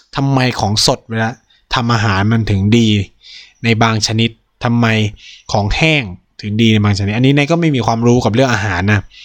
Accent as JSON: {"language": "Thai", "region": "Isan", "country": "Thailand", "tie": "born or raised there", "also_born_or_lived": "Delhi", "moved": "yes", "said": "เกิดและเติบโตในภาคอีสานของประเทศไทย"}